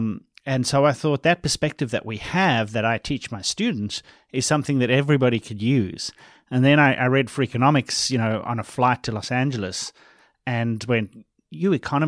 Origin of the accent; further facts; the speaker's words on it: South Africa; Funny because I'm from South Africa. I grew up in South Africa.